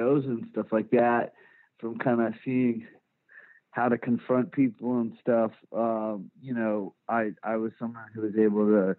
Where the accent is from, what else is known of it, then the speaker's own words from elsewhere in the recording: Richardson, Texas, United States; I was born and raised in Dallas, in like the first suburb north of the Dallas city limits called Richardson.